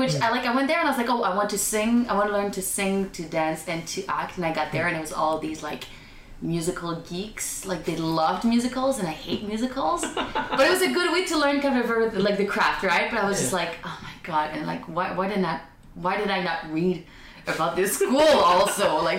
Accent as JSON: {"language": "English", "town": "Montreal", "region": "Quebec", "country": "Canada", "said": "I'm from Montreal."}